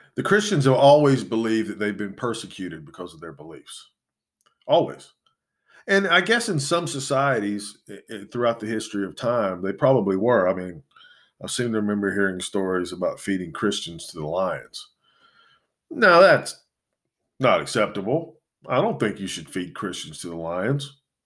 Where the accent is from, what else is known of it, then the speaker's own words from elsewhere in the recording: United States; I was born in this country. This, I, I'm as American as anybody